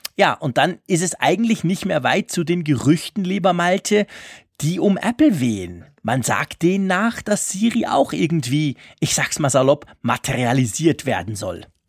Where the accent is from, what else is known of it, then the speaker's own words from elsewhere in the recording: Switzerland; accent: Swiss German; meinem komischen Schweizer Dialekt